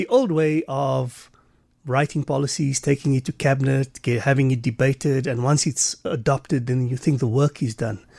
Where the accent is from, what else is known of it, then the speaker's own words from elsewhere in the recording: South Africa; as a South African, as a patriotic South African